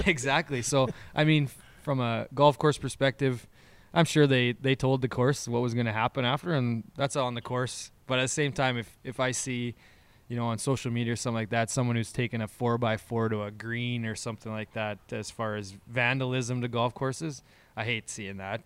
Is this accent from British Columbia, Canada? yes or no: no; Moose Jaw, Saskatchewan, Canada; the three of us, we essentially, we're from Moose Jaw